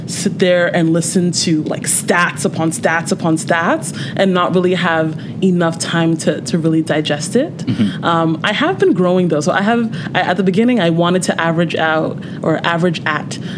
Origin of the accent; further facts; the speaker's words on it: Nigeria; also born or lived in Canada; you'll hear about me sometimes battling with things as a Nigerian